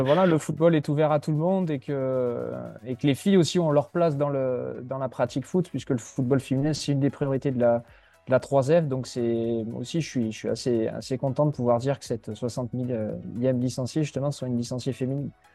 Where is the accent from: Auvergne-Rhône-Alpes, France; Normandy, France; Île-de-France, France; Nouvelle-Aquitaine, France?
Nouvelle-Aquitaine, France; Mont-de-Marsan; moved away as an adult; also born or lived in Lyon region; now in Lyon, France; je suis originaire des Landes, euh, à Mont-de-Marsan, je suis né à Mont-de-Marsan, dans les Landes, où j'ai fait toute ma scolarité